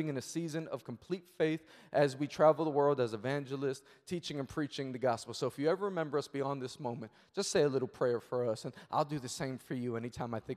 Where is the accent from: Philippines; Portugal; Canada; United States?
United States; New York City, New York; I'm born and raised in Queens, New York